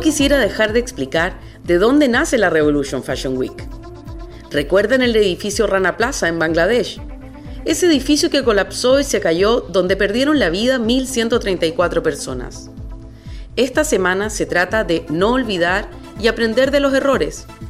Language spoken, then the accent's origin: Spanish; Chile; now in Basque Country, Spain; chilena de nacimiento, euskalduna de adopción.